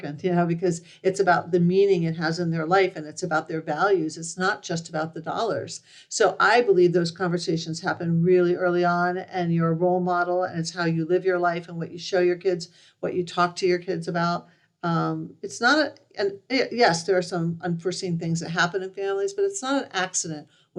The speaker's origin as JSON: {"language": "English", "town": "Miami", "region": "Florida", "country": "United States", "tie": "born or raised there", "also_born_or_lived": "Michigan", "moved": "as an adult", "said": "I grew up in Miami and I went to Michigan"}